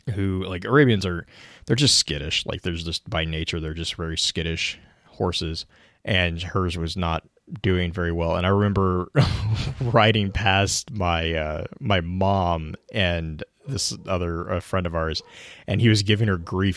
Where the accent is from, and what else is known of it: Texas, United States; born or raised there